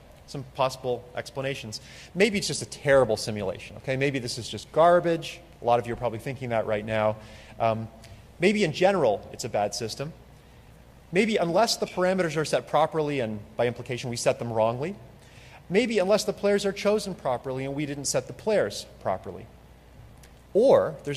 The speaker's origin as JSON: {"language": "English", "country": "Canada", "said": "I'm from Canada"}